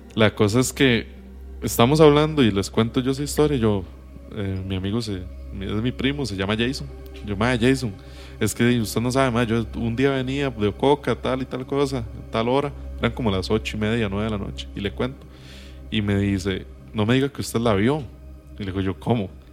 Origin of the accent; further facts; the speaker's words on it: Acosta, San José, Costa Rica; yo soy de Acosta